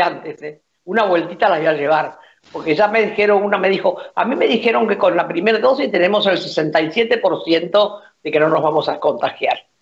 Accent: Argentina; Yo me siento más que argentino latinoamericana

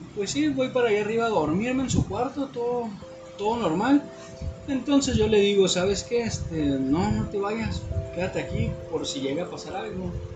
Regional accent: northern Mexico, Mexico; como típico norteño

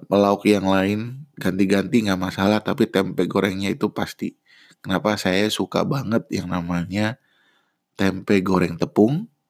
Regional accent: Bandung, West Java, Indonesia; also born or lived in Depok; Kebetulan kan saya lahir dan besar di Bandung. Sementara saya kuliah satunya di UI di Depok.

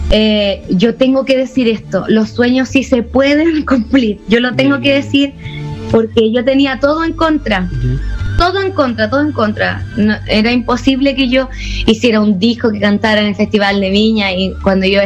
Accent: Puebla, Mexico; vengo de Puebla, vengo sí. De Puebla, sí

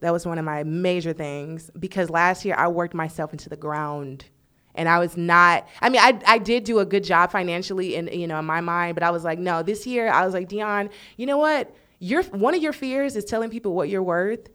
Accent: Texas, United States; moved away as an adult; now in Los Angeles, United States; I am from Texas

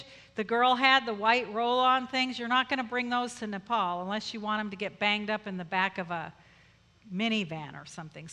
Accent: Colorado, United States; moved away as an adult; also born or lived in Philippines; I'm from Colorado

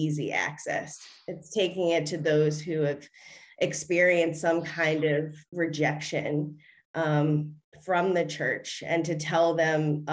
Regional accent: Baltimore, Maryland, United States; moved away as an adult; now in New York City, United States; Grew up in Maryland, Baltimore, Maryland, and spent most of my life there

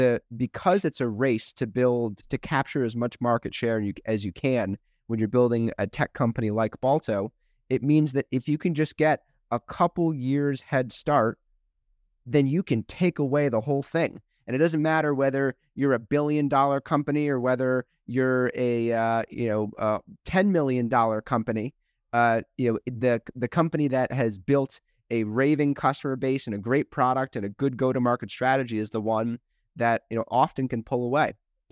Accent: Chevy Chase, Maryland, United States; also born or lived in St. Louis; And I grew up in the Washington, D.C. area, a little suburb called Chevy Chase, sandwiched between Bethesda and Washington, D.C. Came out to St. Louis for school, undergrad at WashU in St. Louis

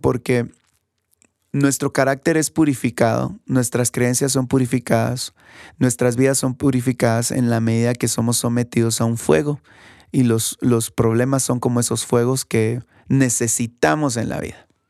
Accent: Guatemala; aquí en mi país, aquí en Guatemala

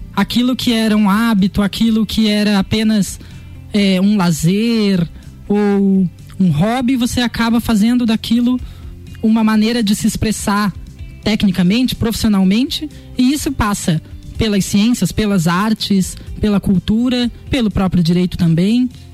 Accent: Lages, Santa Catarina, Brazil; moved away as an adult; also born or lived in Florianópolis; nascido e criado aqui, amo de paixão essa cidade

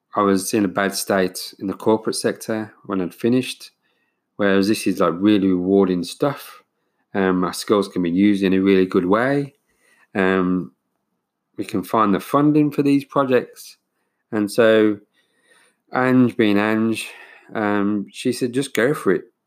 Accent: United Kingdom; now in New Zealand; being British

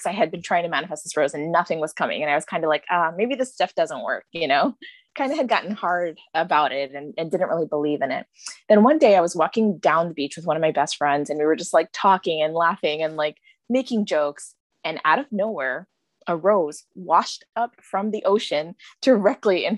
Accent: New York, United States; I was raised in America.

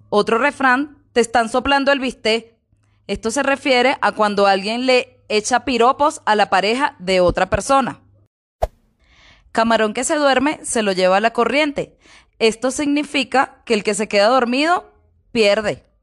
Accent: Caracas, Capital District, Venezuela; moved away as an adult; now in Bogotá, Colombia; vengo de Caracas, Venezuela, tengo aproximadamente cuatro años aquí en Colombia, en Bogotá llevo un año

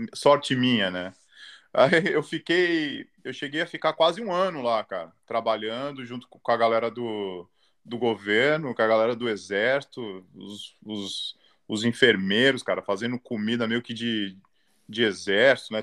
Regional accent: São Paulo, Brazil; moved away as an adult; now in Australia; sou de São Paulo, sou ali da Zona Norte, Casa Verde.

